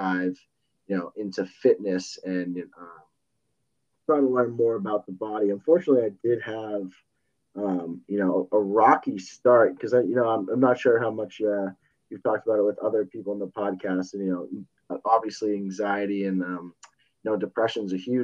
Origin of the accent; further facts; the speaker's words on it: Westborough, Massachusetts, United States; also born or lived in Rhode Island; I'm from Boston, Massachusetts, a little town, Westboro, probably like 30 minutes away.